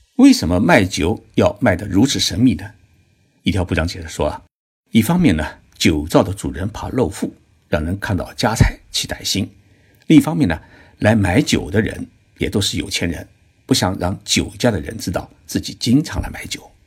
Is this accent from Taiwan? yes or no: no; China; now in Japan; 在我们中国人的概念当中啊